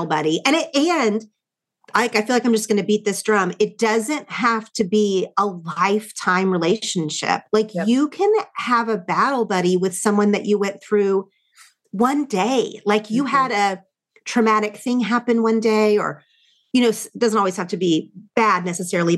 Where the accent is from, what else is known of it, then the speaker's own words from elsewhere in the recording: Oklahoma, United States; I grew up in not only Oklahoma, but a small town in Oklahoma